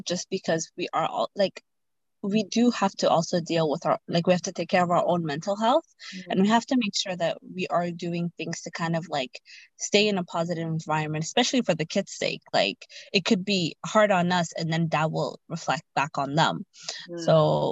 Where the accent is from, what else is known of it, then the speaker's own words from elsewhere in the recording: Ottawa, Ontario, Canada; moved away as an adult; now in Toronto, Canada; I'm from Ottawa. So Ottawa is like 5 hours away from Toronto. And my entire family lives in Ottawa. But I moved here after I got married